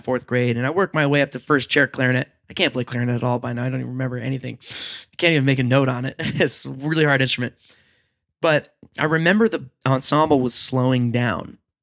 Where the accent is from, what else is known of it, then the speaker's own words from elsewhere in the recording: Long Island, New York, United States; I grew up on Long Island